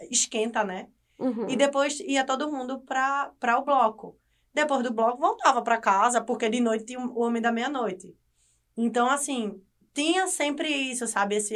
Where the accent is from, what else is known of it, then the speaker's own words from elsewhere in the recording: Olinda, Pernambuco, Brazil; also born or lived in Recife; como moradora de Olinda